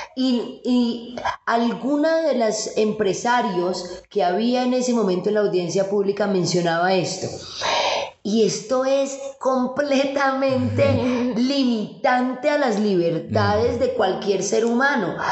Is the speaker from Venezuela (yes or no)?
no; Colombia; nosotros como colombianos